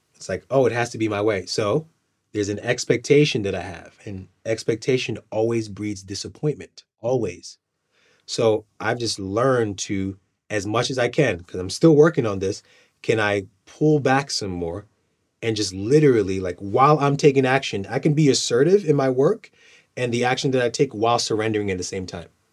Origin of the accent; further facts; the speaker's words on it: Nigeria; I'm, I'm Nigerian